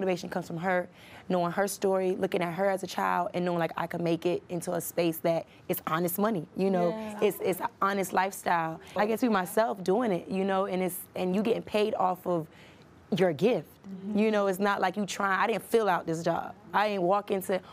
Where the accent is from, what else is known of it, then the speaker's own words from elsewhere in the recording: Miami, Florida, United States; I'm from Miami